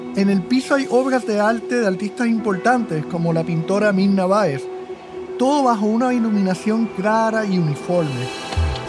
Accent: Puerto Rico; moved away as an adult; Yo también me fui de Puerto Rico en dos mil veinte

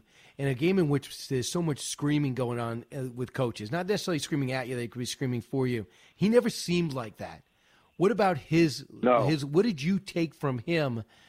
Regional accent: Long Island, New York, United States; growing up on Long Island

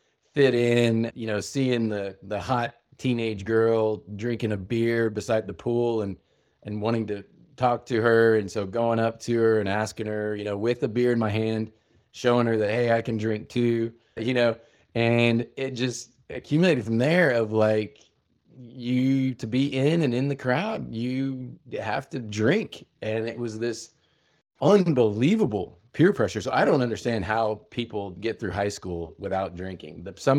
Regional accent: Midwest, United States; started so young with family growing up in the Midwest, Puritan work ethic, farmers coming, you know, land run, Oklahoma.

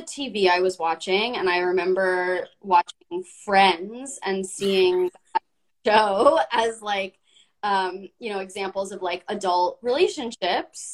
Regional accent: Los Angeles, California, United States; growing up in Los Angeles with my dad being a talent manager

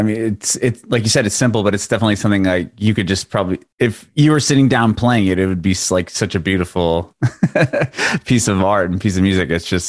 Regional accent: San Diego, California, United States; moved away as an adult; I'm originally from San Diego. So I moved here about a little over a year ago, my family and I.

